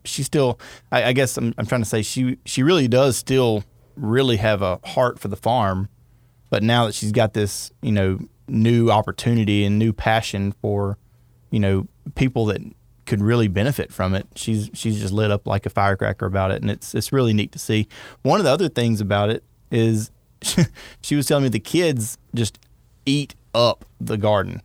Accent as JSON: {"language": "English", "town": "Winnsboro", "region": "Louisiana", "country": "United States", "tie": "born or raised there", "said": "It's my hometown"}